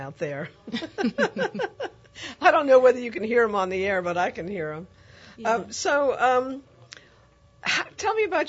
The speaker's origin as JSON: {"language": "English", "region": "New York", "country": "United States", "moved": "as an adult", "lives_now": "New Orleans, United States", "said": "I'm from New York, and I came here in the 70s when I was about 30"}